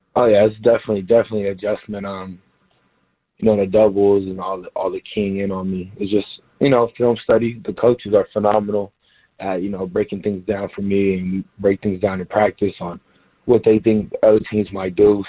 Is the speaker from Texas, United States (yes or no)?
yes; Houston, Texas, United States; moved away as an adult; also born or lived in Fort Worth, Texas / Columbus, Ohio; now in San Diego, United States; I was from Houston